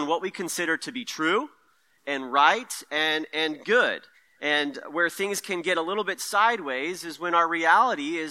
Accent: Merced, California, United States; moved away as an adult; also born or lived in Stockton, California; now in Sonoma County, United States; I grew up in the Central Valley where it's nice and hot all the time. So Merced is where I kind of come from, a Central Valley boy

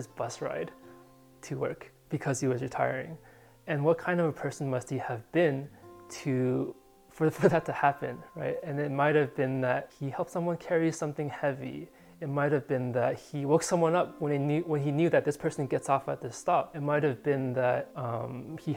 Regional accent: California, United States; moved away as an adult; also born or lived in San Diego, California / Pittsburgh, Pennsylvania; having grown up and just lived in California

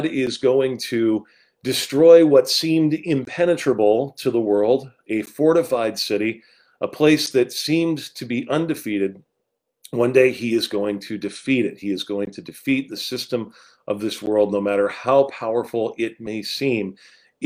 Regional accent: Rancho Cucamonga, California, United States; moved away; also born or lived in East Coast; I grew up in Southern California, about 45 minutes outside of Los Angeles in a city named Rancho Cucamonga

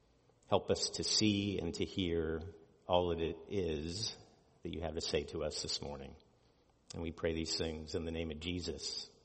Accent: California, United States; As a kid, I grew up in Southern California, and I remember it was many years before I went back there as an adult

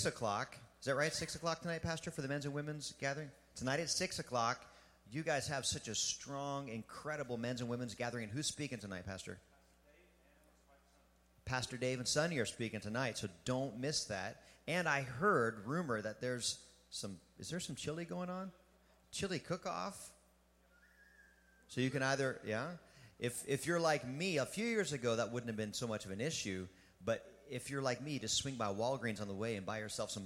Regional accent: Pennsylvania, United States; I was born and raised in Pennsylvania

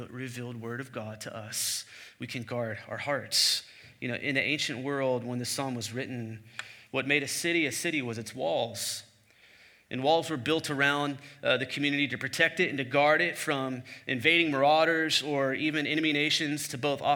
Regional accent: the Bible Belt, United States; I grew up in the Bible Belt

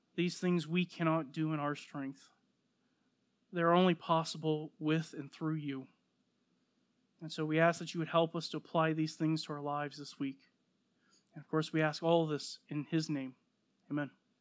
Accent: United States; I'm an American, born here, raised here, citizen

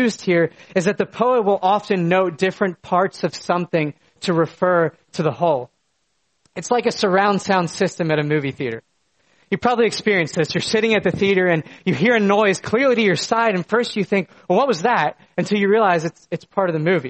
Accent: United States; moved away; The small town that I grew up in was an absolute spectacle of creation. In my backyard was a small mountain that lit up with the colors of fall, and the beautiful Susquehanna River was just down the road

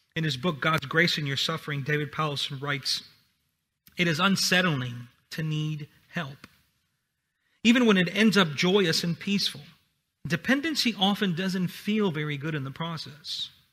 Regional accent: Honduras; English is a second language; moved away; I'm from Honduras, so English is my second language

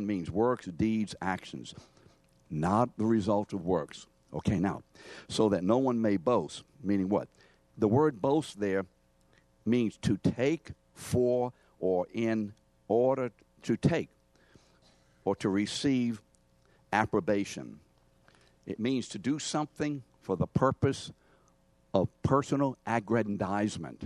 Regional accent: New Orleans, Louisiana, United States; New Orleanians, you know, we have very close veins, not varicose. We say your mom and them

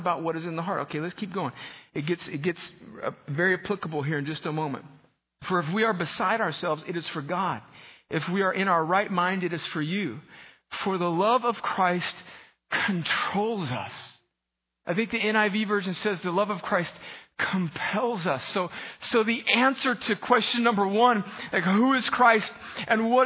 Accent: California, United States; moved away; I'm from California

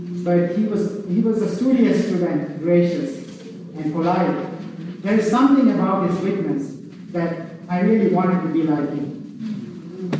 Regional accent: Sri Lanka; now in United States; I grew up in Sri Lanka, and I went to an Anglican school, high school

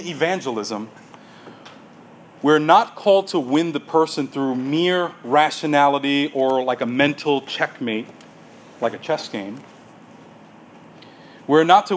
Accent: United States; we as American evangelicals

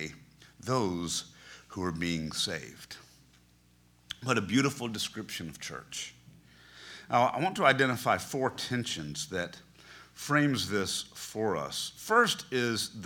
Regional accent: Black Mountain, North Carolina, United States; I grew up here in Black Mountain

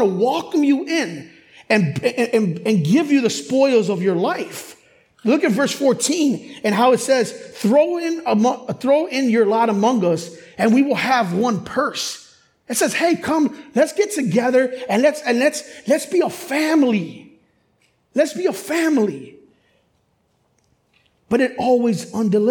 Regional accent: Chicago, Illinois, United States; growing up in Chicago, I grew up in urban Chicago hip hop

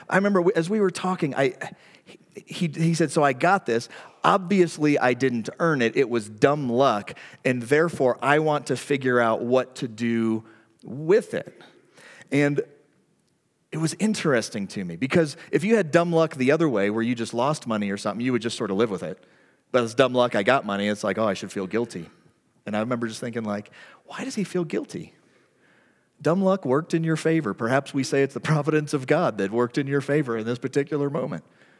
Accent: the Bible Belt, United States; like I grew up in the Bible Belt in the 80s

